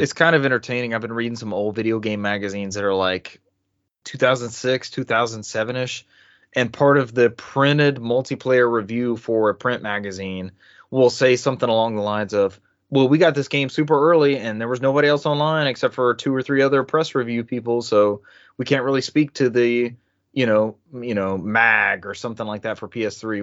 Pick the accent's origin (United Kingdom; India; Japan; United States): United States; the South; growing up in the South like I have